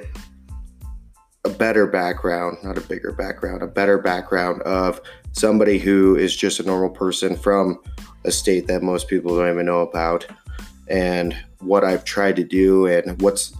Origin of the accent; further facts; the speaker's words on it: Montana, United States; I am born and raised in Montana